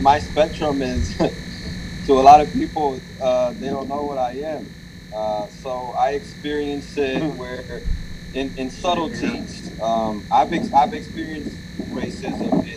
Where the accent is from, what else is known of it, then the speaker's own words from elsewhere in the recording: Atlanta, Georgia, United States; moved away; also born or lived in Oklahoma; I am an ATLian